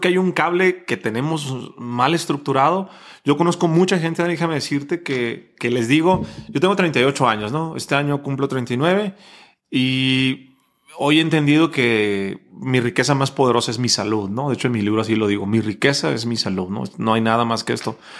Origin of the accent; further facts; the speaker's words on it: Mexico; Decimos en México